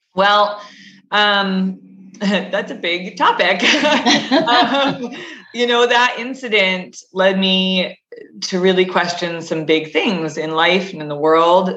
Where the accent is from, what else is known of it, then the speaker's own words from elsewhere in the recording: Connecticut, United States; I grew up in Connecticut, um, so in New England